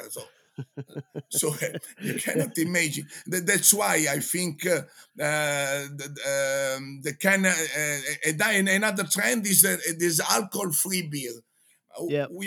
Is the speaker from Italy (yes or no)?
yes; Genoa, Liguria, Italy; English is a second language; you know, I'm from Genoa. I am I am a judge in the World Championship of pesto sauce.